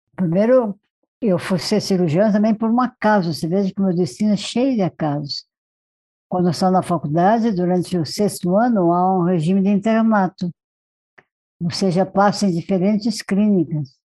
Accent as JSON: {"language": "Portuguese", "area": "Marajó Island", "region": "Pará", "country": "Brazil", "tie": "born or raised there", "moved": "yes", "lives_now": "São Paulo, Brazil", "said": "eu nasci na Ilha de Marajó"}